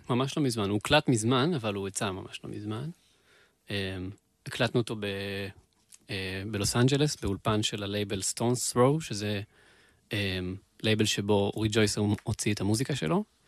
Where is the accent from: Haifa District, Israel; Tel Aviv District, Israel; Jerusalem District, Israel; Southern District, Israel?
Southern District, Israel; Beersheba; moved away as an adult; now in central Israel; אני שם גדלתי